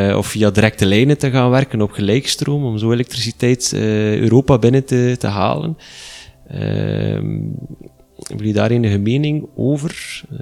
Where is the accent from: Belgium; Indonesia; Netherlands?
Belgium; Flanders; bij ons in Vlaanderen